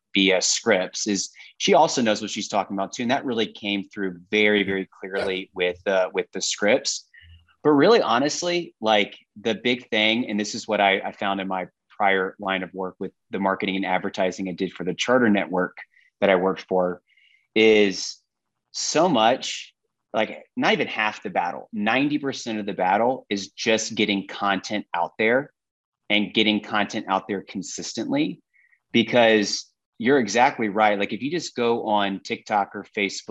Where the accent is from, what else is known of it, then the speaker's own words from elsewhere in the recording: Austin, Texas, United States; I'm from Austin, Texas